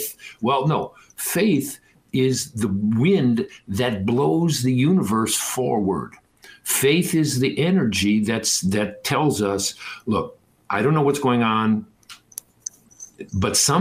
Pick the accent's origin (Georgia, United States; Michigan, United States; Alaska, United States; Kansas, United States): Michigan, United States; Detroit; I grew up in Detroit